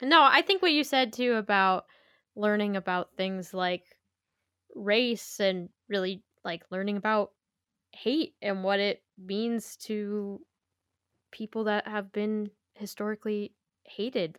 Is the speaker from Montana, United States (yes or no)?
yes; Montana, United States; moved away as an adult; now in Washington, United States; I moved away 'cause I'm originally from Montana